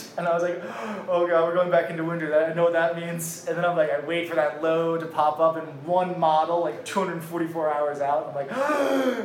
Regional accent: New York, United States; now in Miami, United States; I grew up surfing in New York, and so we had a big influence from New York City

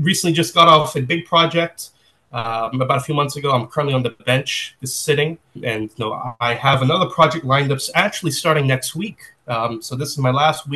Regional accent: New York City, New York, United States; born and raised in New York City. Been here all my life, and I'm still here.

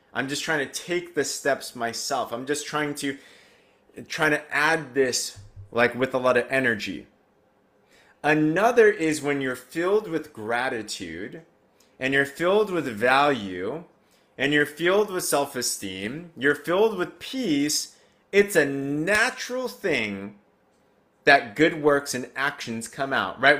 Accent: United States; I grew up in America. Growing up in America, and I'm Asian

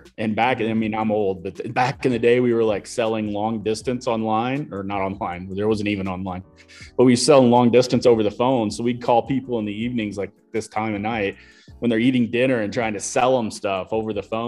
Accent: Illinois, United States; moved away as an adult; also born or lived in Colorado Springs, Colorado; now in Denver, United States; growing up there in a kind of a rural farm town

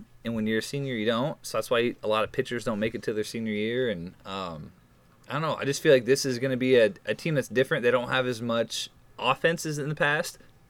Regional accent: Des Moines, Iowa, United States; I'm from Des Moines

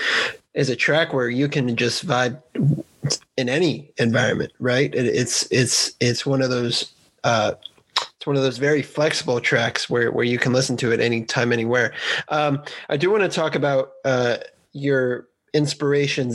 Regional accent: Bay Area, California, United States; I grew up in the same county as Tupac. I'm from the Bay Area

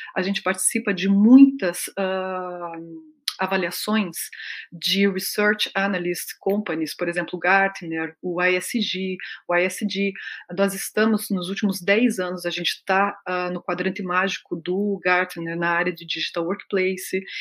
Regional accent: Brazil; moved away as an adult; also born or lived in Mexico / Peru; eu sou brasileira, que eu estou vindo para cá, que eu estou me adaptando

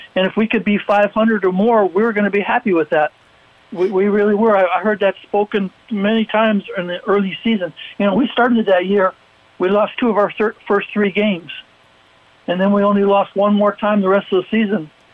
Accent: Cleveland, Ohio, United States; moved away; I grew up in the Cleveland, Ohio area as a big Browns fan

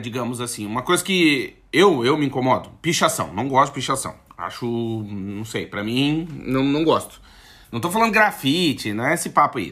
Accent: South Region, Brazil; now in Portugal; a gente é do Sul

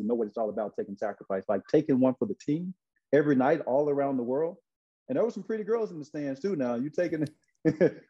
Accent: Brinkley, Arkansas, United States; moved away as an adult; also born or lived in Memphis, Tennessee; Growing up in Arkansas, like you said, 1 hour and 4 minutes between Memphis and Little Rock

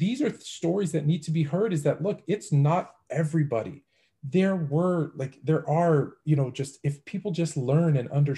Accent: Canada; I was born in Canada, but my parents were born in Greece

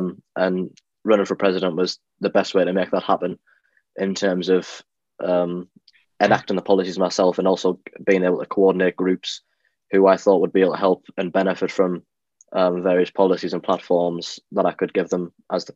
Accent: Durham, North East England, United Kingdom; I am from Durham

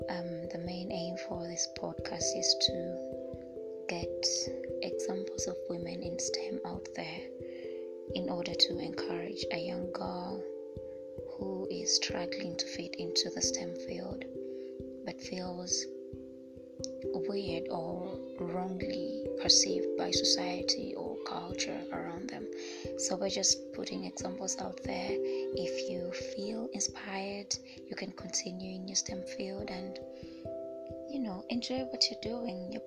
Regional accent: Uganda; I am from Uganda

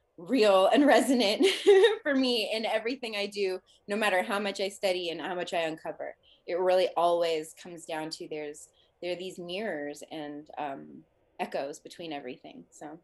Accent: Los Angeles, California, United States; And they moved to Alabama. I was like, I'm from Los Angeles. I was like, I am not moving to Alabama.

